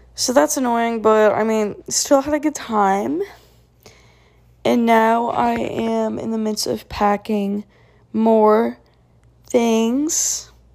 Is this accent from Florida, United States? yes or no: yes; South Florida, United States; also born or lived in Tallahassee; South Florida, uh, my hometown